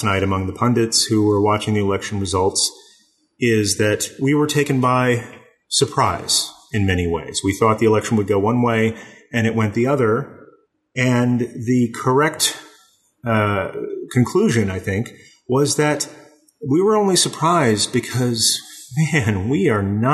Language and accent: English; East Texas, United States; now in Southern California, United States; even though I live in Southern California, I grew up in East Texas